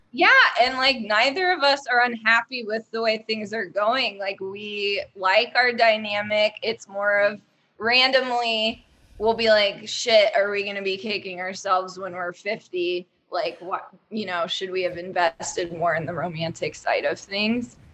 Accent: Dayton, Ohio, United States; also born or lived in New York; now in Cincinnati, United States; I'm from Dayton

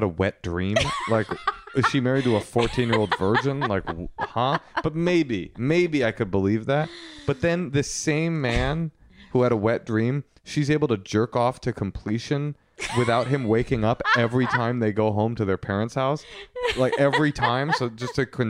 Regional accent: Oakland, California, United States; moved away; Calling my hometown. Now, you might notice I'm going to speak a little different

